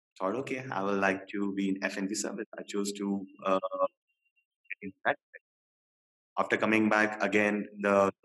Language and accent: English; Maharashtra, India; also born or lived in Kerala; I am basically from Kerala and raised up in Maharashtra.